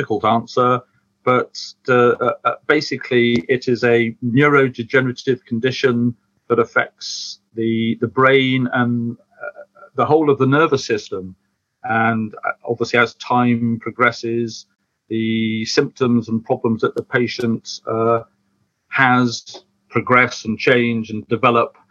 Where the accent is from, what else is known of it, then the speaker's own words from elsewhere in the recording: United Kingdom; we're British